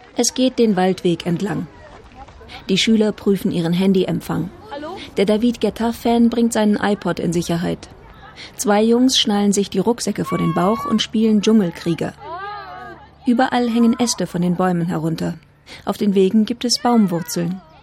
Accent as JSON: {"language": "German", "region": "Northern Germany", "country": "Germany", "tie": "born or raised there", "said": "Ich bin in einer Kleinstadt in Norddeutschland aufgewachsen"}